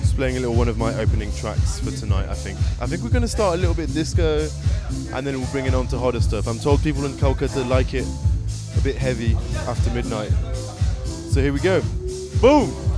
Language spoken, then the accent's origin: English; England, United Kingdom; I'm an English radio presenter, producer, and club DJ